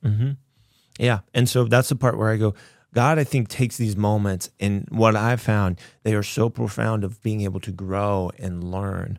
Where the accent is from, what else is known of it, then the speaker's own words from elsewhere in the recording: Kansas, United States; I grew up in Kansas